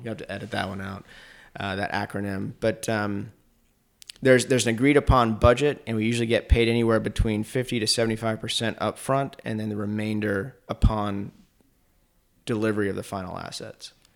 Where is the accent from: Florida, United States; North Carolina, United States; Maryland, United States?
North Carolina, United States; Asheville; also born or lived in Richmond, Virginia; I was born in Richmond, but because my mom was now a single mom, she moved to Asheville to be closer to her parents, my grandparents. So that's how I ended up in Asheville